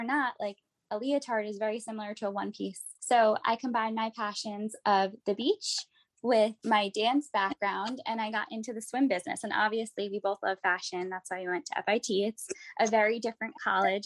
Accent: Westchester, New York, United States; I'm from Westchester, New York.

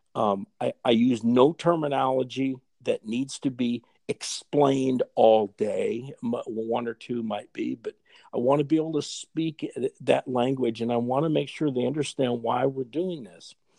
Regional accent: Fort Dodge, Iowa, United States; my hometown in, in Fort Dodge, uh, Iowa

